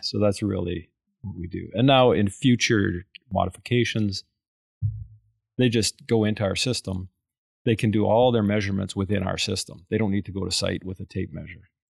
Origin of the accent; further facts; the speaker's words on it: Calgary, Alberta, Canada; we're from Caliger, Alberta. I, I, I grew up in the oil patch